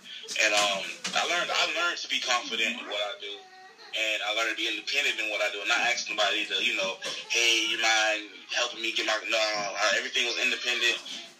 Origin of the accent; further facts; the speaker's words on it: Miami, Florida, United States; I'm from Miami.